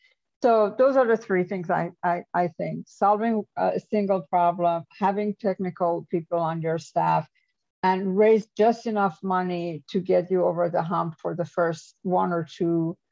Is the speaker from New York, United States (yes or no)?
yes; New York, United States; also born or lived in Japan / United Kingdom / France / Germany; This is, you know, I come from New York. I worked in Japan. I worked in UK. I worked in France and Germany.